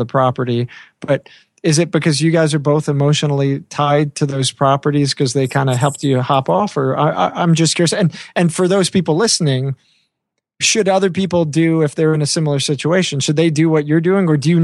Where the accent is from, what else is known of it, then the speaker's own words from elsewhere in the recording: New York, United States; I'm from New York